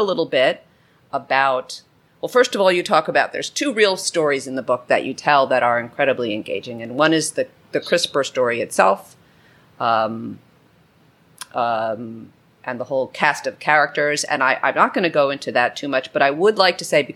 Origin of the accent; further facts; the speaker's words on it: New York, United States; As a New Yorker